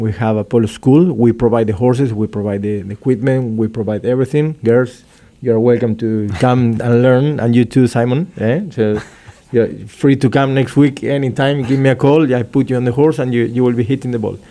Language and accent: English; Argentina; I'm from Argentina, and for for those who knows Argentina, we are very welcoming people